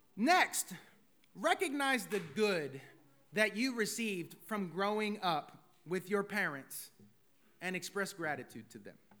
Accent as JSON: {"language": "English", "country": "United States", "said": "as American citizens"}